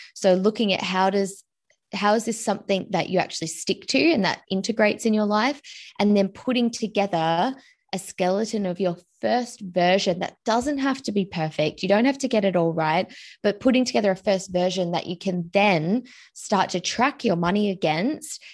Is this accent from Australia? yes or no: yes; Australia; I'm originally from Australia